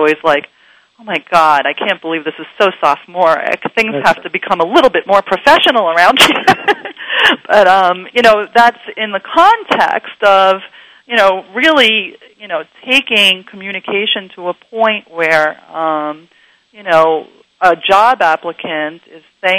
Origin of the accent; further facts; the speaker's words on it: New York City, New York, United States; moved away as an adult; now in Los Angeles, United States; …, I have to say, incidentally, grew up in the same neighborhood that I did